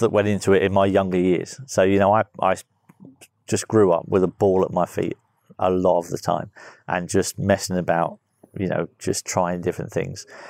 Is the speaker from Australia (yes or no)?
no; Guernsey; moved away; I was just a little kid growing up in Guernsey